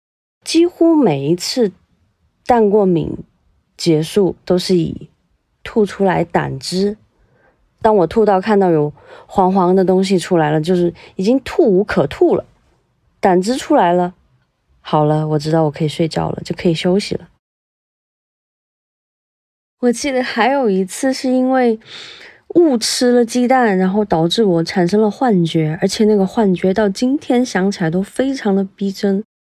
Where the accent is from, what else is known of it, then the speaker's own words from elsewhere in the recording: Guiyang, Guizhou, China; 我来自贵州省贵阳市，是公路交通行业内的一名普通的职工。